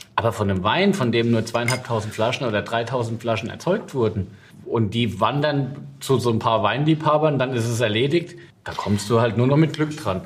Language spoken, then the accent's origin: German; Westhofen, Rhineland-Palatinate, Germany; aus meinem Heimatort Westhofen